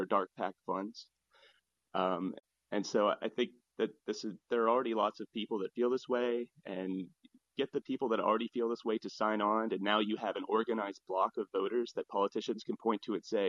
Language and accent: English; United States; now in Hong Kong; I'm not a Hong Kong citizen. I am an American